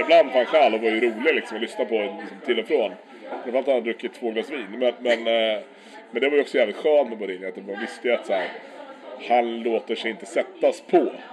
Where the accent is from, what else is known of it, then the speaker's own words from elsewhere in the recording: Sweden; som svensk